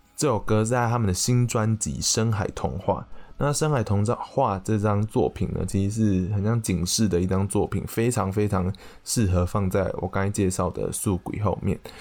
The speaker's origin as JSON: {"language": "Chinese", "town": "Taixi", "region": "Yunlin County", "country": "Taiwan", "tie": "born or raised there", "said": "我的家乡刚好是美寮下方的云林台西乡"}